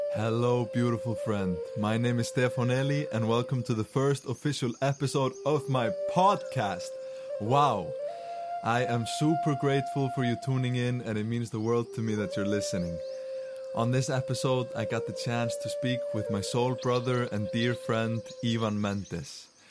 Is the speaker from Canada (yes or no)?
no; Iceland; first language Icelandic; English is a second language; we're both Icelandic native speakers